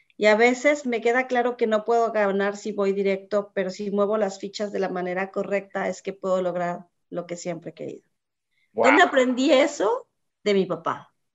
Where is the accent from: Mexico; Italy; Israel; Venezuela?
Mexico; Mexico City; moved away as an adult; now in United States; Yo tuve una niñez muy feliz. Soy de la Ciudad de México, chilanga 100%, chilanguísima.